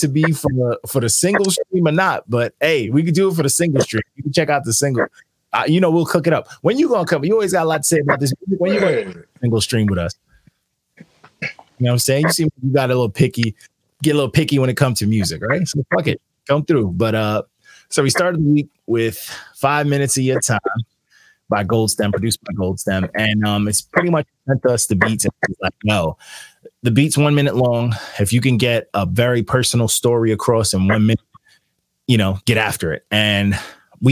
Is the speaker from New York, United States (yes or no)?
yes; New York, United States; I'm from New York